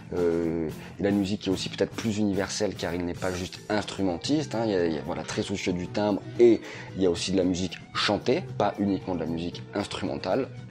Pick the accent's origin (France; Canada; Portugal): France; chez nous en France